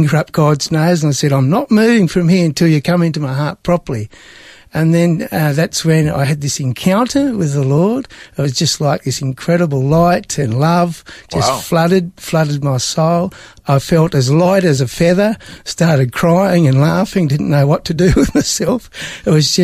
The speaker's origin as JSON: {"language": "English", "town": "Broken Hill", "region": "New South Wales", "country": "Australia", "tie": "born or raised there", "also_born_or_lived": "Sydney / Tasmania", "moved": "as an adult", "lives_now": "Melbourne, Australia", "said": "I was born in Sydney, but grew up out in the desert near Broken Hill."}